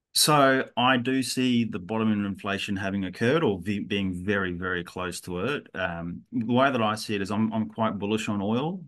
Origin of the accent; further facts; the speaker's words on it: Australia; from my perspective as an Australian